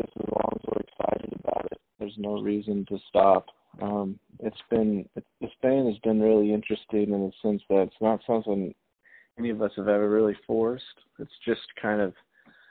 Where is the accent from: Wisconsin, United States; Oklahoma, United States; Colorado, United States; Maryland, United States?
Oklahoma, United States; Tulsa; also born or lived in Los Angeles; Two of us are from Tulsa, Oklahoma